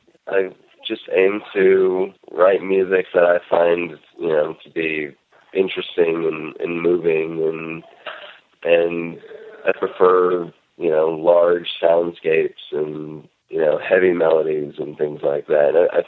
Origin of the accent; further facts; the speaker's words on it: Gainesville, Florida, United States; born there; also born or lived in Northern California; I did not always live in Northern California. I was born in Florida, in Gainesville.